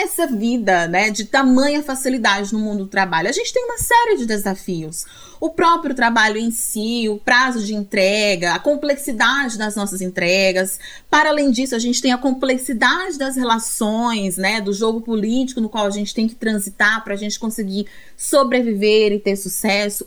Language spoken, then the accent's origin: Portuguese; Brazil; como brasileiros e brasileiras